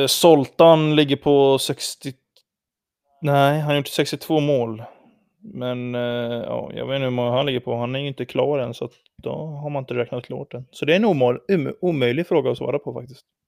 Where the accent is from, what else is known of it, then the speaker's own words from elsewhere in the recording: Sweden; vi är från Sverige